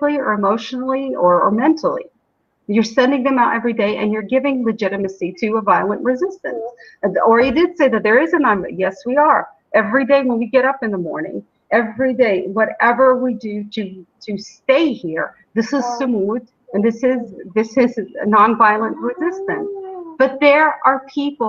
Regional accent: United States; now in Shuafat, Jerusalem; as an American

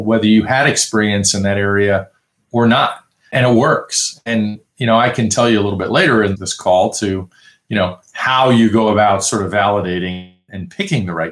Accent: New York, United States; I grew up in New York

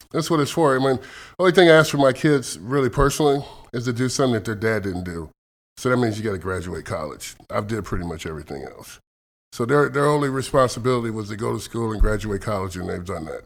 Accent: Elkhart, Indiana, United States; moved away as an adult; also born or lived in Kentucky / Athens, Texas; now in Seattle, United States; I grew up outside Chicago in Indiana, Elkhart, Indiana, which is about forty-five minutes to an hour outside of Chicago

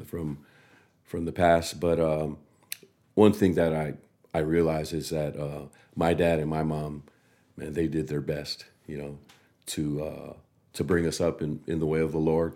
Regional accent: Samoa; growing up in Samoa

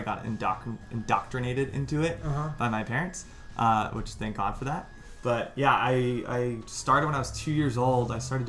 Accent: San Clemente, California, United States; also born or lived in San Diego, California; now in Hermosa Beach, United States; I grew up in San Clemente, okay, California. So I grew up surfing Sano, Trestles, T Street, all of those places. I lived there for most of my childhood. Mm-hmm. I ended up moving down to San Diego

